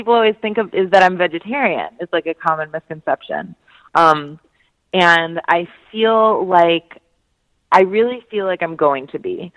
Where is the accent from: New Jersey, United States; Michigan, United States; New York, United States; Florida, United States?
New Jersey, United States; also born or lived in Chicago; now in Brooklyn, United States; I was growing up in South Jersey in the late 80s